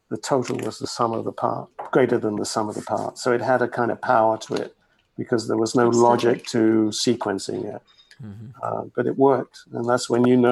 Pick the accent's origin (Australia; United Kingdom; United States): United Kingdom; England; moved away; being English and you can never, you know, lose your roots, nor should you